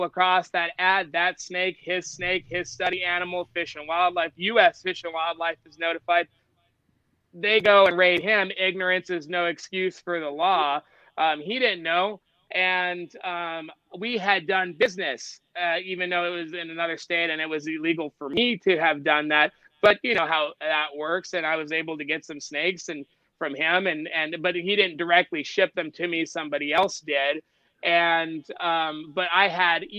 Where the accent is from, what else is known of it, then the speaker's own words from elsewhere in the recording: Las Vegas, Nevada, United States; I grew up in Las Vegas, Nevada, where I got my experience catching native venomous species